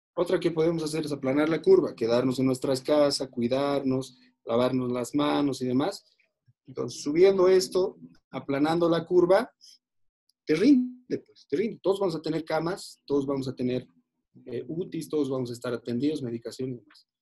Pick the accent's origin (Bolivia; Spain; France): Bolivia; Soy un boliviano amante de esta tierra, no me voy a ir nunca de este país